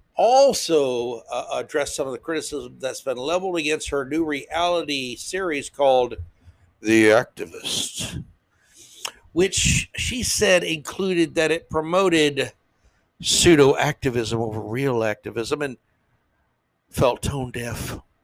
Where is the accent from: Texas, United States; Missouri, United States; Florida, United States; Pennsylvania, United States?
Florida, United States; I grew up in Florida